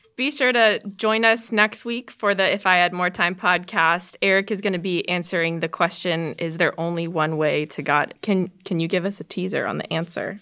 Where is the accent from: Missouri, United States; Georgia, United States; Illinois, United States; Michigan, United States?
Georgia, United States; I went to this small church in my hometown in Georgia